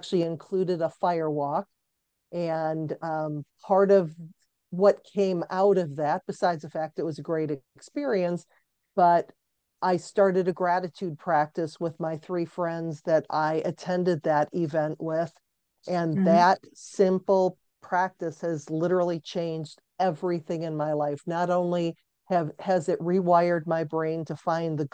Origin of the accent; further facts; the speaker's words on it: Cleveland, Ohio, United States; I'm born and raised in Cleveland, Ohio.